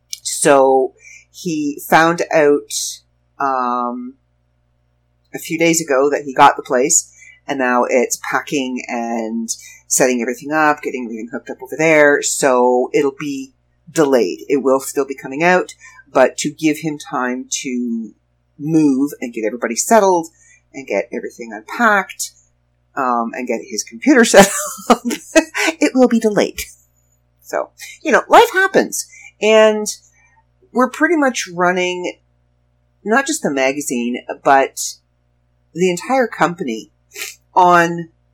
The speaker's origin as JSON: {"language": "English", "town": "Toronto", "region": "Ontario", "country": "Canada", "tie": "born or raised there", "said": "lived in pretty much every borough around Toronto. I lived in Scarborough. I lived in Mississauga. I was born in North York. I lived in Etobicoke. I lived in Pickering with my aunt and uncle."}